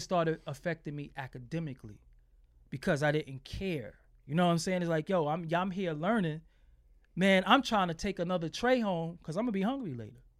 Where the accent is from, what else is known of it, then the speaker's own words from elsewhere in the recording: New York City, New York, United States; I'm from Fulton Street, man. I'm from Fulton and Waverly